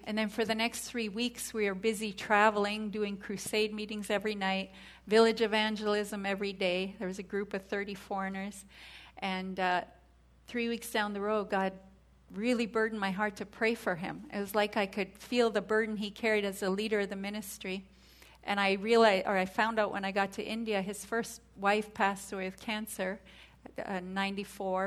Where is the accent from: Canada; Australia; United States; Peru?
Canada; moved away; I'm from Canada